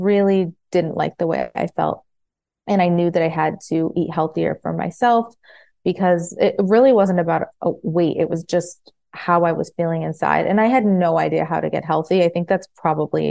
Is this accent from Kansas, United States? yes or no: no; Farmington, Michigan, United States; moved away as an adult; also born or lived in New Jersey; now in Florida, United States; I grew up in Michigan in like right outside Detroit in Farmington, and grew up there. I was born in New Jersey, was raised in Michigan